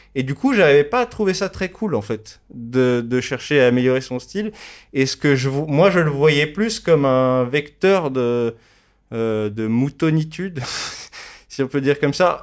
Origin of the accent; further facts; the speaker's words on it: Paris, Île-de-France, France; j'ai grandi dans le Marais à Paris